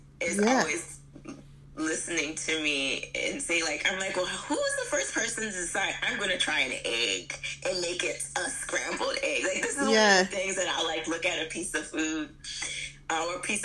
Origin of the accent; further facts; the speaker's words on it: United States; I was born here in America